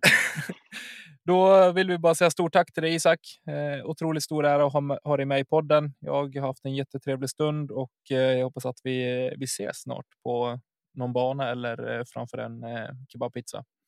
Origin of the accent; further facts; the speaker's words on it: Enviken, Dalarna County, Sweden; Det använder vi hemma hos mig, i Enviken. Eller där jag är uppvuxen